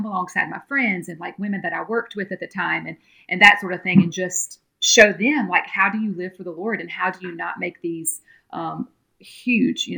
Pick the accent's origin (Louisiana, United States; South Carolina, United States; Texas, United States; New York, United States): Louisiana, United States; moved away; I'm originally from Louisiana, from a little town right outside of Baton Rouge, Louisiana. And I grew up Southern Baptist. I went to a little Southern Baptist church in my hometown there